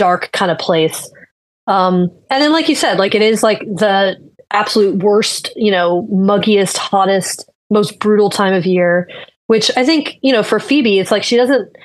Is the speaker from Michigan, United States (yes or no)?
no; Florida, United States; I'm from Florida. I've lived here since I was 8 years old